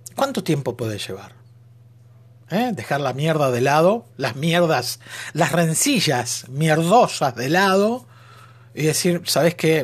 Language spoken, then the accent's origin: Spanish; Argentina; Ser argentino, Mamadera, decimos nosotros. En nuestro nuevo lunfardo